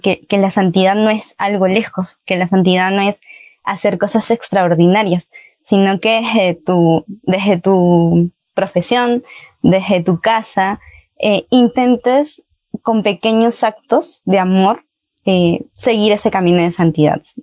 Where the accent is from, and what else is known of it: Peru; also born or lived in Chile